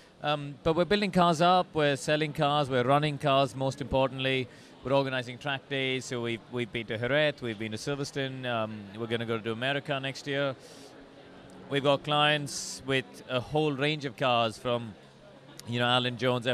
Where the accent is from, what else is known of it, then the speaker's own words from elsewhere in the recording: India; moved away as an adult; also born or lived in England; I grew up in India. I only moved to England in 2002 to race at Formula 3